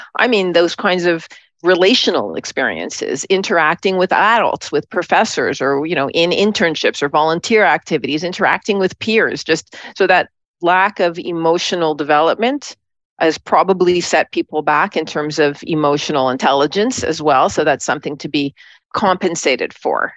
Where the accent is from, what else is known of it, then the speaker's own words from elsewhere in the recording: Montreal, Quebec, Canada; moved away as an adult; also born or lived in Toronto / New York City; I grew up in Montreal